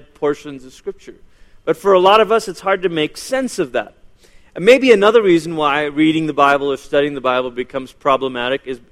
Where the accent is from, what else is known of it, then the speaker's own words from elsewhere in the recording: Malaysia; first language English; now in United States; I was born in Malaysia